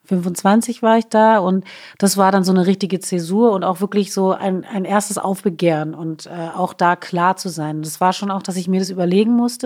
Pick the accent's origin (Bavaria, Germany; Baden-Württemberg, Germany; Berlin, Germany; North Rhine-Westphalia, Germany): Berlin, Germany; first language German; also born or lived in Stuttgart; wir Berliner sind extrem offensiv, offenherzig